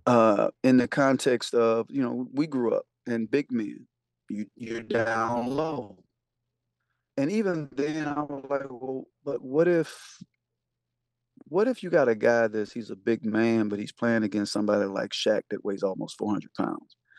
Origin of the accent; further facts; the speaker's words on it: the South, United States; growing up in the South